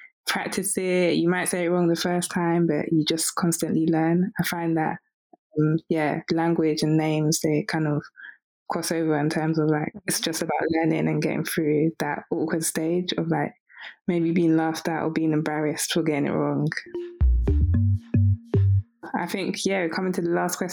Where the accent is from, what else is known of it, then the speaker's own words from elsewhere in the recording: Nigeria; I'm Nigerian